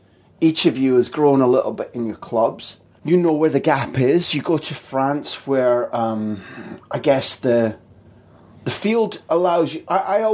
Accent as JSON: {"language": "English", "region": "Scotland", "country": "United Kingdom", "said": "Yeah, listen, Slaven, we come from Scotland."}